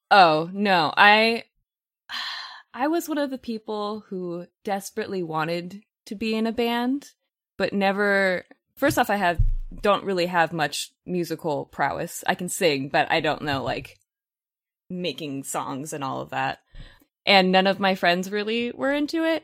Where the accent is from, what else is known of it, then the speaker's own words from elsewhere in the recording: Los Angeles, California, United States; I am one of the rare people in Los Angeles that was actually born and raised here. I grew up in San Fernando Valley, so yes, I am a valley girl